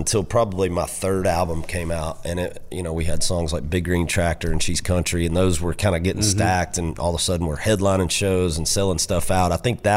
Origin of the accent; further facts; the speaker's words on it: United States; also born or lived in Florida; now in Nashville, United States; growing up in Georgia and Florida